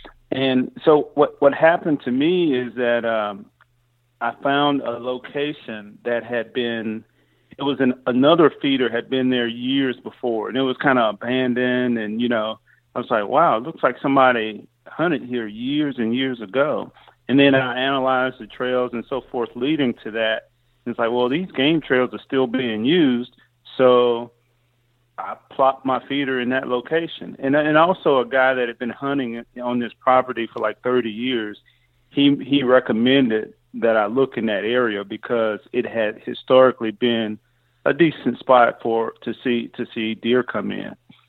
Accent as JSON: {"language": "English", "region": "Mississippi", "country": "United States", "tie": "born or raised there", "lives_now": "Texas, United States", "said": "In fact, I'm not a native Texan. Okay. I grew up in Mississippi, and I grew up hunting there."}